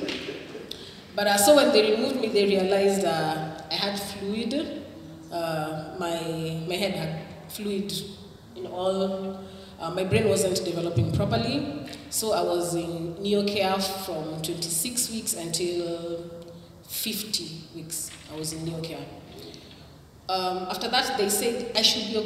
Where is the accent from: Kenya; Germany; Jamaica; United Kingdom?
Kenya; Kisumu, Kisumu County; I come from Kisumu